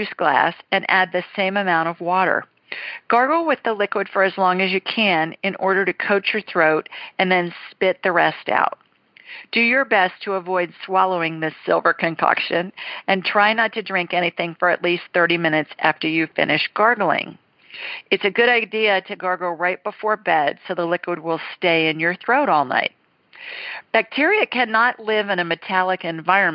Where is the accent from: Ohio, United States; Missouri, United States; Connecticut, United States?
Ohio, United States; Columbus; moved away; 614 is my hometown, Columbus